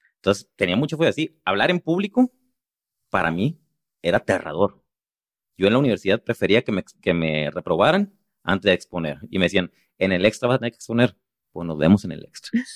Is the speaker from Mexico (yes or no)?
yes; Los Mochis, Sinaloa, Mexico; moved away; me fui a la ciudad de los Mochis, a donde soy